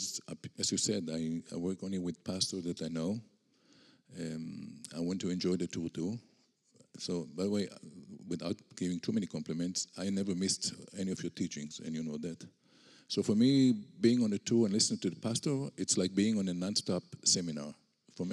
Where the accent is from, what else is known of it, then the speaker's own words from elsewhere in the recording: Israel; accent: Israeli; English is a second language; I was born and raised in Israel